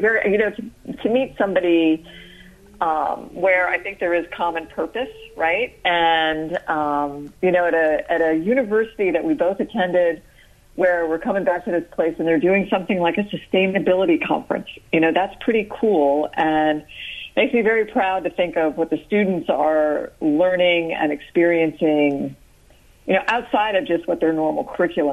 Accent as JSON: {"language": "English", "town": "Clearwater", "region": "Florida", "country": "United States", "tie": "born or raised there", "also_born_or_lived": "Daytona Beach, Florida / Houston, Texas", "said": "I grew up in Clearwater, Florida, so on the west coast, the Gulf Coast of Florida, and I'm back"}